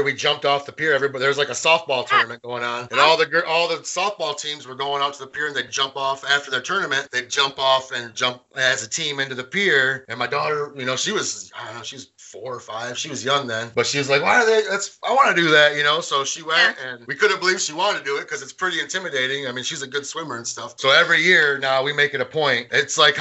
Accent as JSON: {"language": "English", "town": "Carlton", "country": "United States", "moved": "yes", "lives_now": "Hemlock, United States", "said": "I'm from Carlton, and now I live in Hemlock"}